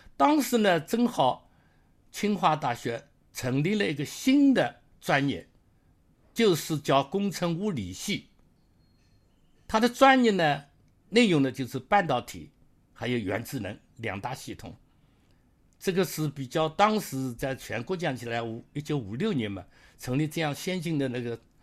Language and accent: Chinese; Jiangyin, Jiangsu, China; moved away as an adult; also born or lived in Beijing / Nanjing / Chengdu / Changzhou; now in Canada; 今年八十二岁。那么我出生在江苏省江阴县一个郊县、郊区，啊，郊区的一个农村，典型的农民家庭